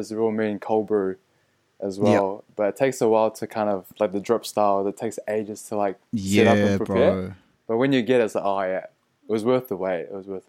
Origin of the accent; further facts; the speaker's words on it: Auckland, New Zealand; moved away as an adult; we're both born and bred in Auckland, Filipino parents. We grew up in pretty, I would say, Pinoy community, I'd say, like going to church and Sinulog